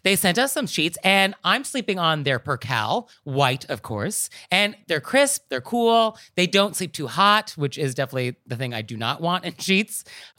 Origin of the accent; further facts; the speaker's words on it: United States; I live in New York, but at the end of the day, I'm not a New Yorker. But I experience this when I travel abroad where people make comments about the United States. And I feel sort of obligated to defend my country